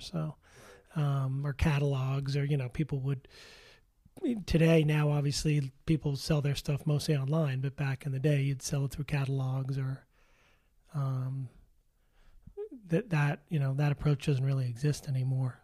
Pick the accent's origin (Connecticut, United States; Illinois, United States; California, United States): Connecticut, United States; Darien; moved away; also born or lived in New York City; I'm originally from Darien, Connecticut